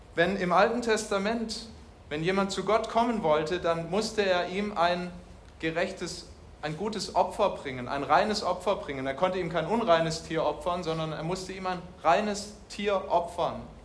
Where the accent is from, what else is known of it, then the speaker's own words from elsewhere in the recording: Germany; bei uns in Deutschland